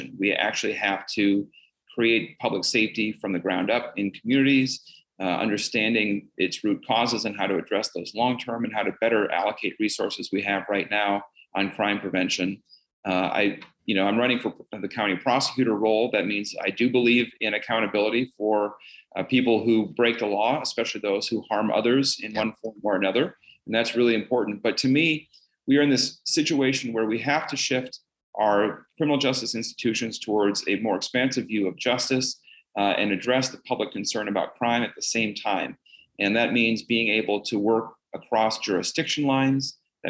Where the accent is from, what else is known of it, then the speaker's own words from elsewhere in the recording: Bemidji, Minnesota, United States; moved away as an adult; now in Golden Valley, United States; I was born and raised in Bemidji.